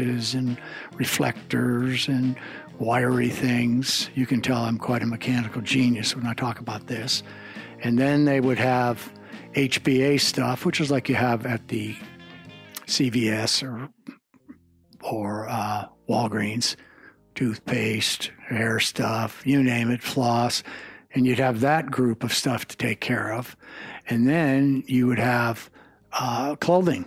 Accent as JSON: {"language": "English", "town": "El Paso", "region": "Texas", "country": "United States", "moved": "yes", "said": "ever since I moved away from El Paso"}